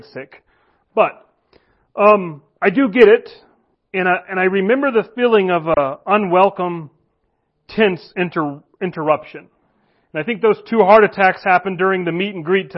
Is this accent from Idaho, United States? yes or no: yes; Kamiah, Idaho, United States; Valley View Nazarene, which is the church I grew up at in Kamiai